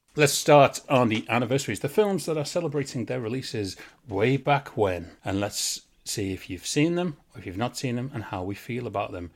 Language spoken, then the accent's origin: English; England, United Kingdom; I'm English.